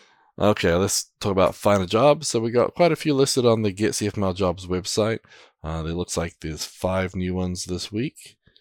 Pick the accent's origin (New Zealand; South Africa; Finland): New Zealand; now in United States; I'm a Kiwi.